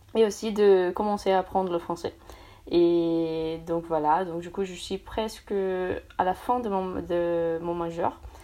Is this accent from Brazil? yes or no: yes; São Paulo, Brazil; French is a second language; moved away as an adult; also born or lived in Paris, France; now in France; je suis brésilienne, donc du coup, je viens de São Paulo